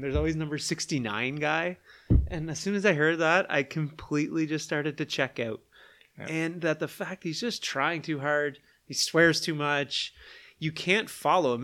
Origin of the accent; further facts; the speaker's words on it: Charlottetown, Prince Edward Island, Canada; I'm from Charlottetown